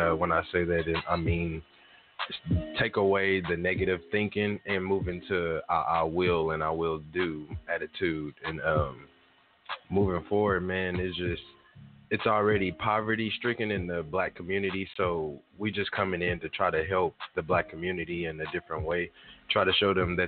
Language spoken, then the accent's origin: English; Tulsa, Oklahoma, United States; Born and raised in Tulsa all my life